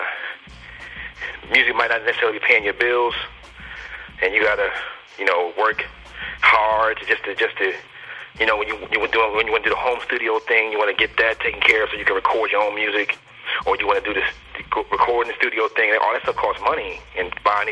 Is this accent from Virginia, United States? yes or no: yes; Alexandria, Virginia, United States; I'm from DMV. I'm from Northern Virginia, man, like Alexandria area, close to D.C.